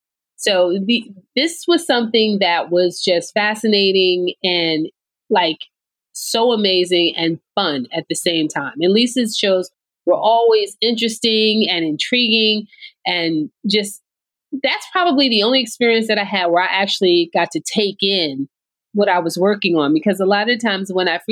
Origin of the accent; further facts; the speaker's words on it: Orange, New Jersey, United States; also born or lived in North Carolina; I am from Orange, New Jersey, born and raised